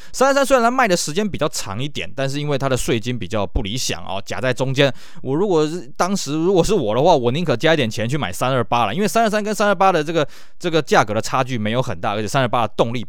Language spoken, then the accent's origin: Chinese; Taiwan; 我们台湾这边